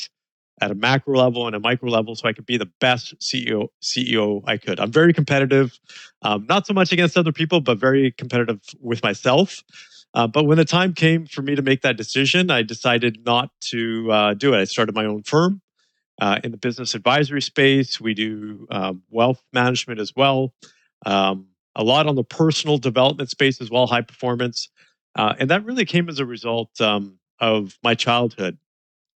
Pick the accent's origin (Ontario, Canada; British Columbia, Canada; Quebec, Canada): British Columbia, Canada; Kelowna; I was born in this small town called Kelowna, British Columbia. And my parents immigrated there back in the early 70s, and I was born there. I have to say, I'm so blessed to have been raised there.